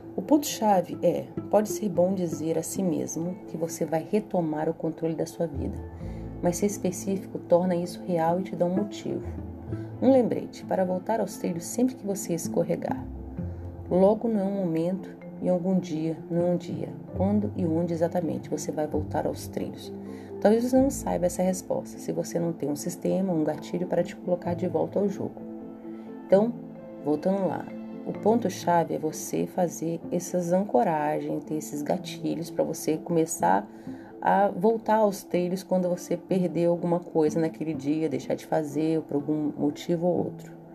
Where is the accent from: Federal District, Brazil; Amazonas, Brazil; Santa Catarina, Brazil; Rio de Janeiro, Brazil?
Federal District, Brazil; Brasília; moved away; na metrópole de onde eu venho, em Brasília